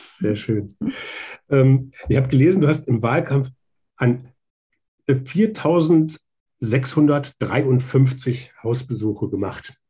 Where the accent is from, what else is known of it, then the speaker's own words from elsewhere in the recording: Schwalm-Eder, North Hesse, Germany; Jetzt komme ich selber auch aus Nordhessen, äh, ähm, auch aus Schwalm-Eder